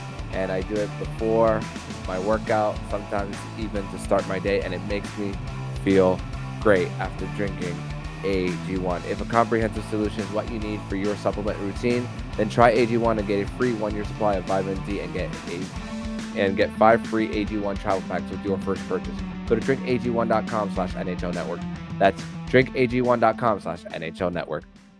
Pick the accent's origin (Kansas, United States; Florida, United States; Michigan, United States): Florida, United States; South; I'm from South Florida